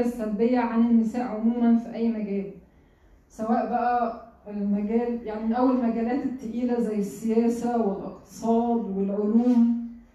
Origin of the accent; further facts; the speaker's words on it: Egypt; عندنا في مصر هنا